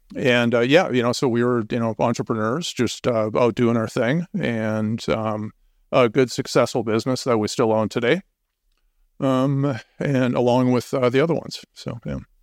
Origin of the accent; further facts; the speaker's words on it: Minnesota, United States; moved away as an adult; now in Boulder, United States; I'm originally from Minnesota, and we moved to, uh, Colorado in two thousand six